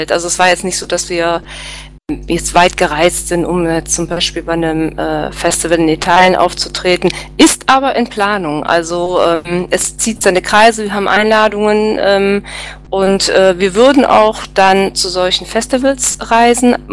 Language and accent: German; Cologne, North Rhine-Westphalia, Germany; ja, aber eigentlich nicht für mich als Kölner.